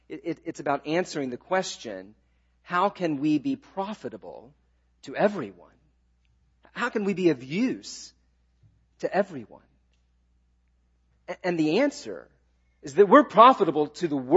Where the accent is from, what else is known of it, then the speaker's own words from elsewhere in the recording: the South, United States; I'm a Southerner. I grew up in the South